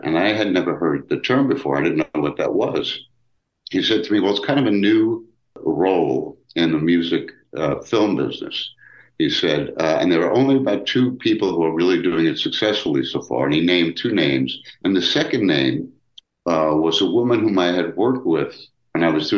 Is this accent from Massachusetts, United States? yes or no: no; New York City, New York, United States; moved away as an adult; now in Los Angeles, United States; I grew up in Brooklyn, New York